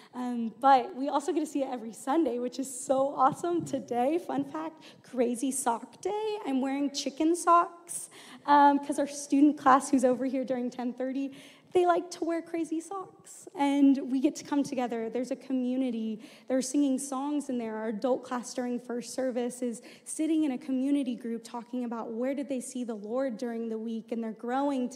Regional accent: Houston, Texas, United States; moved away as an adult; I'm originally from Houston, Texas, um, and so grew up there and then came to the U of A for school.

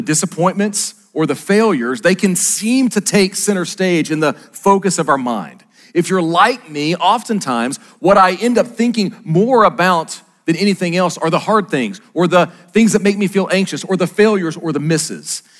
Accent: Arkansas, United States

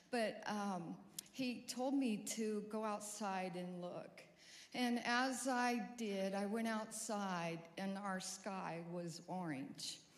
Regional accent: California, United States; also born or lived in Montana; now in Fayetteville, United States; We're new here to Fayetteville. Our kids moved to Prairie Grove about over a year ago. We're from California and then went to Montana.

